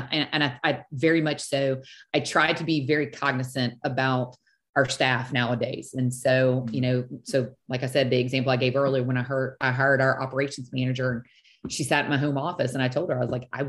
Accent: South Louisiana, United States; I am from South Louisiana

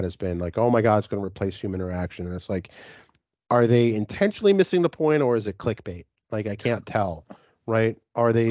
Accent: New York City, New York, United States; moved away as an adult; also born or lived in Europe / Washington DC / Richmond; now in Baltimore, United States; I grew up in New York City

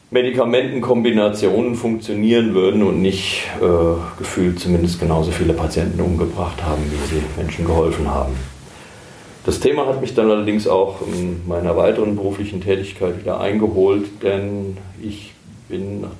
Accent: Herborn, Hesse, Germany; 56 Jahre alt, geboren in Herborn ähm, und dort auch groß geworden. Ähm, studiert habe ich in Heidelberg und in Marburg.

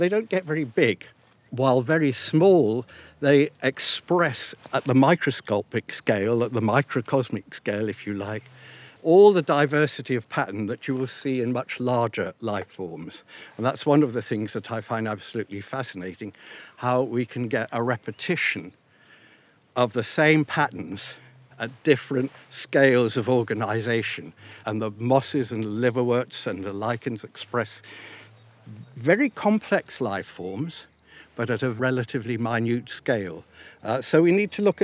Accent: United Kingdom; also born or lived in Africa; I was born in Africa, but I came to Britain when I was nearly 8 years old

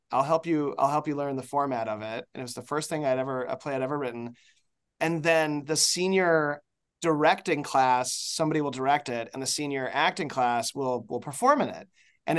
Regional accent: Chicago, Illinois, United States; moved away as an adult; also born or lived in Ohio; I was born in Chicago.

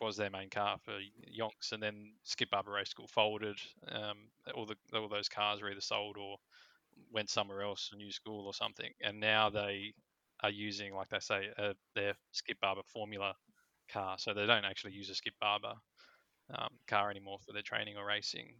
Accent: Australia; I'm too Australian

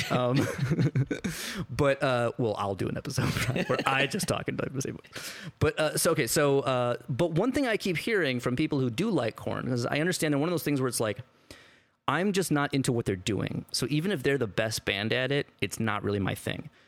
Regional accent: Midwest, United States; I'm also from the Midwest.

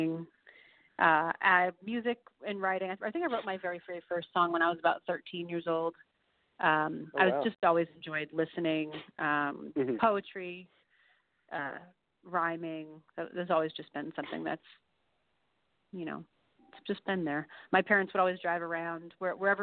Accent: Milton, New York, United States; moved away; also born or lived in Georgia / Dallas, Texas; I'm from Milton, New York, Ulster County, which is like a rural area.

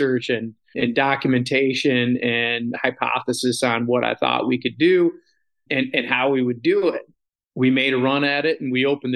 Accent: Sanford, Michigan, United States; my hometown of Sanford / Midland County

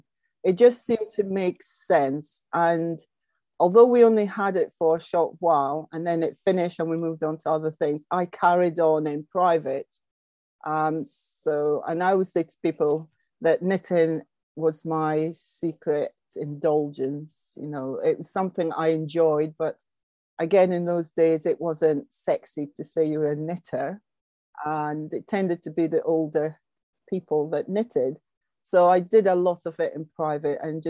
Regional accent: just outside Aberdeen, Scotland, United Kingdom; I was brought up just outside Aberdeen in Scotland

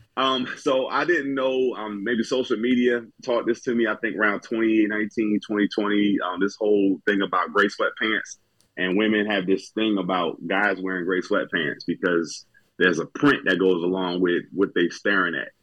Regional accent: New Jersey, United States; moved away; I'm from Jersey originally

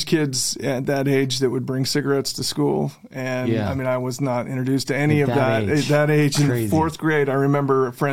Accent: West Valley City, Utah, United States; also born or lived in Bountiful, Utah; I actually grew up in West Valley until I was 10 years old

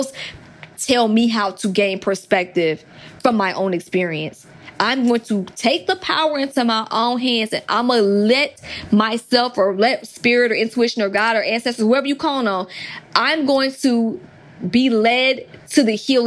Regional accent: Atlanta, Georgia, United States; I'm from Atlanta

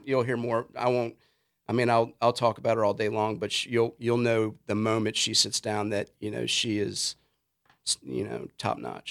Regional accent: Richmond, Virginia, United States; moved away; I grew up skating in Richmond and that was kinda that scene

